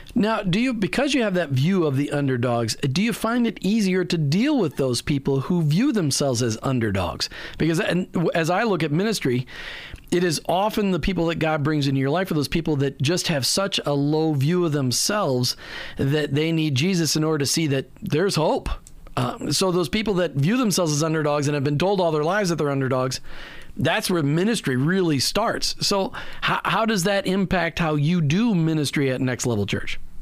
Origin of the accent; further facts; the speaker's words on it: Minnesota, United States; growing up in Minnesota